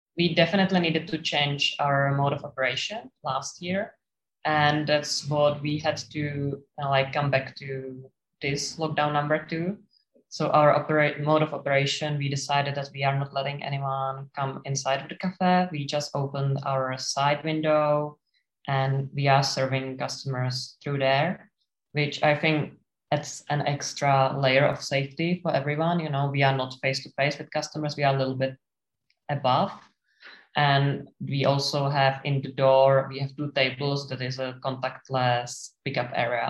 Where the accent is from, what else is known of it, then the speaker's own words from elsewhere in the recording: Czechia; moved away as an adult; now in Sydney, Australia; we are from the Czech Republic and the country is landlocked